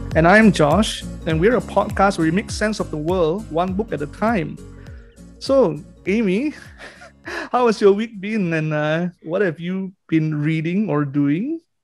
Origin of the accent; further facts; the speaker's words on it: Malaysia; Because being Malaysian